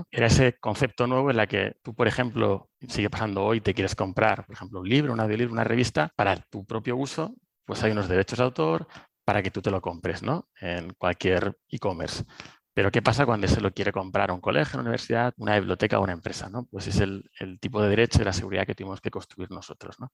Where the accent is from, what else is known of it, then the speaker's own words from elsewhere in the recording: Cartagena, Region of Murcia, Spain; moved away as an adult; now in Madrid, Spain; soy de Cartagena, me vine a Madrid a estudiar teleco